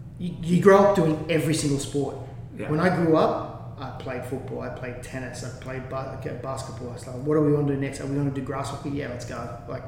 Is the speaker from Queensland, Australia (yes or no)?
no; Gerringong, New South Wales, Australia; moved away as an adult; it was a great life growing up in Gerringong. Like at the time, I think there was only 500 people in the town, maybe 400 people in the town.